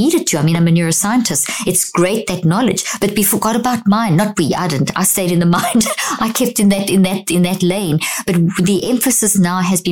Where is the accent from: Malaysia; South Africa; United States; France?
South Africa; also born or lived in Zimbabwe; I was born in Zimbabwe, grew up in South Africa.